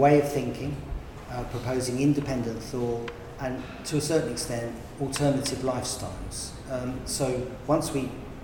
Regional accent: London, United Kingdom; We come from Hendon in North London

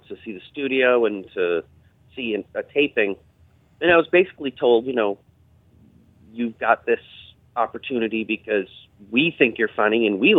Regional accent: Berkshires, Massachusetts, United States; moved away; also born or lived in Manhattan, New York; my hometown

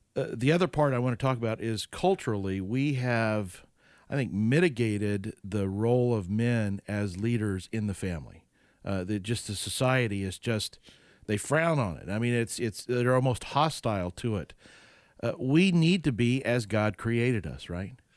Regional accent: Oklahoma, United States; I grew up in Oklahoma

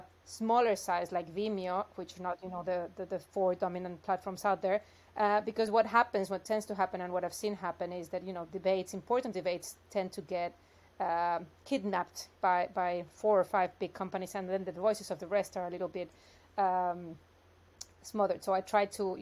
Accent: Mexico; moved away as an adult; also born or lived in New York, United States; I'm originally from Mexico, so I studied law there and worked in corporate law for a few years. Then I went to the U.S. to do a master's and stayed working in New York

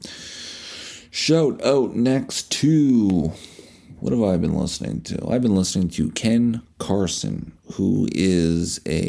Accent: Canada; we're dull Canadian

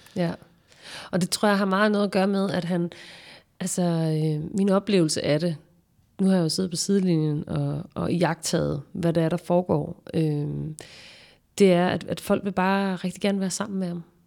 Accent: Nyborg, Southern Denmark, Denmark; det her kollektive miljø, som jeg voksede op i i Nyborg

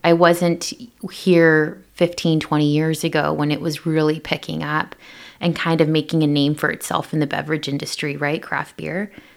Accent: Pasco, Washington, United States; I'm originally from Pasco, Washington

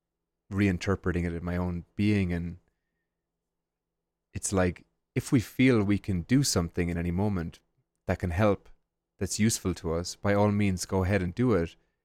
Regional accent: Ireland; And when I was growing up in Ireland, we have the Angelus every day at 6 p.m. for 1 minute

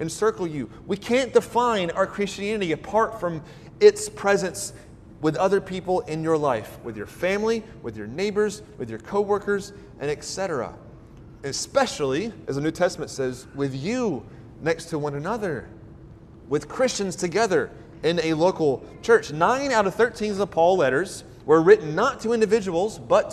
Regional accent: Deep South, United States; I grew up in the South, the Deep South.

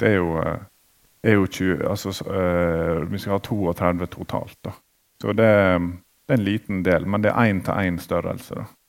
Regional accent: Hyllestad, Vestland, Norway; also born or lived in Bergen; Jeg er jo fra Hyllestad

